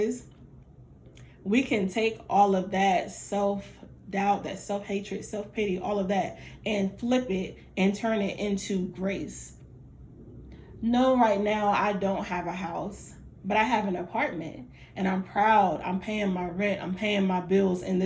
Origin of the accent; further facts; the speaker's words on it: Fayetteville, North Carolina, United States; I'm from Fayetteville